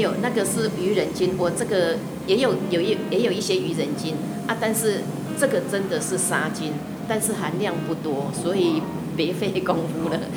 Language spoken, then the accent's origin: Chinese; Shuangxi, New Taipei, Taiwan; 从自己小时候十三层啊，我牡丹